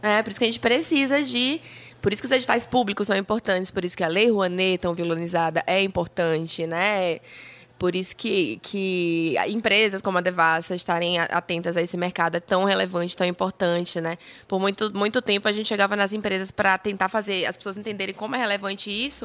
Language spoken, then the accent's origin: Portuguese; Paraíba, Brazil; moved away as an adult; also born or lived in Campina Grande / João Pessoa; now in Salvador, Brazil; eu sou paraibana, moro, uhum. nasci em Campina Grande, mas fui morar adolescente em João Pessoa